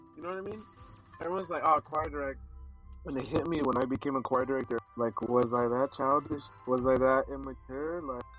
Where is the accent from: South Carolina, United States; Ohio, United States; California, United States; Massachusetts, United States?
South Carolina, United States; Valhalla; I'm from Valhalla, South Carolina, and I'm 16 years old.